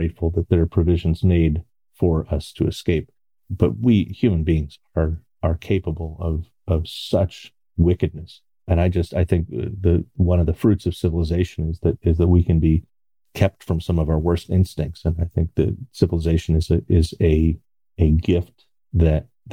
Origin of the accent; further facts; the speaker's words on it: Connecticut, United States; now in Baltimore, United States; I grew up in Connecticut